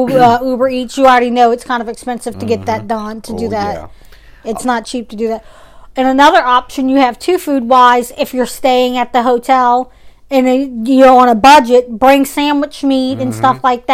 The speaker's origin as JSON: {"language": "English", "town": "New Orleans", "region": "Louisiana", "country": "United States", "said": "Right. We're from New Orleans. There's places in Texas that we would, we want to try."}